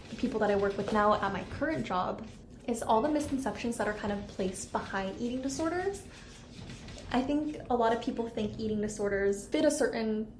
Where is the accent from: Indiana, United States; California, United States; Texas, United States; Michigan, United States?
California, United States; Southern; moved away as an adult; also born or lived in Santa Barbara, California; now in Minnesota, United States; I'm originally from Southern California, and I actually just moved to Minnesota this past summer